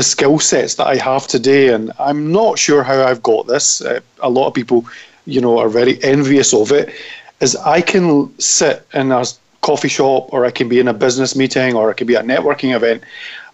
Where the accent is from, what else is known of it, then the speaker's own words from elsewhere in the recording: Scotland, United Kingdom; accent: Scottish; now in London, United Kingdom; everybody does love my Scottish accent